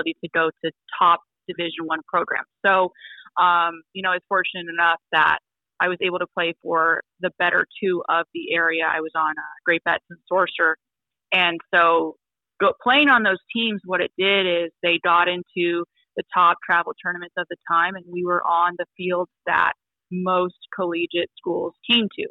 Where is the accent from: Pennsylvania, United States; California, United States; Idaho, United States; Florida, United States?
California, United States; Elk Grove; moved away; I'm originally from Elk Grove, California in Northern Cal.